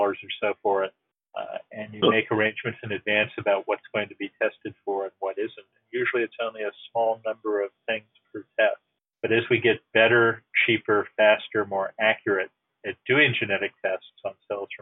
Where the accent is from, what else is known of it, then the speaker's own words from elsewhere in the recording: United States; As an American citizen